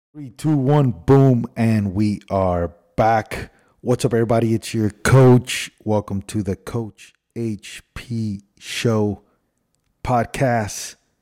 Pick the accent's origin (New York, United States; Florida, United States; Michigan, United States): Florida, United States; Miami; moved away as an adult; also born or lived in Cuba / Spain / Los Angeles; Then we went to Miami. Lived in Miami for my whole life.